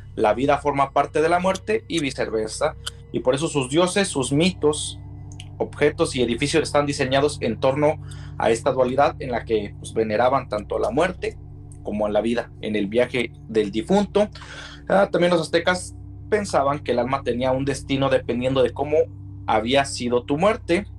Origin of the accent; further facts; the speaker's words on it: Mexico; para nosotros como mexicanos que tenemos la fiesta del Día de Todos los Santos